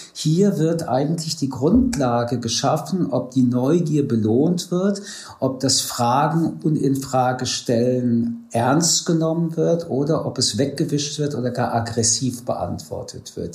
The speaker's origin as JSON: {"language": "German", "country": "France", "moved": "yes", "lives_now": "Germany", "said": "ich komme aus Frankreich"}